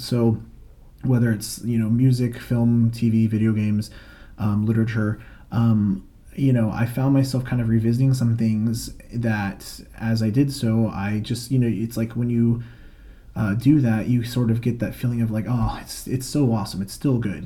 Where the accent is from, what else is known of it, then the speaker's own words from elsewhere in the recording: Florida, United States; I'm from Florida, currently based there as well in the Orlando area.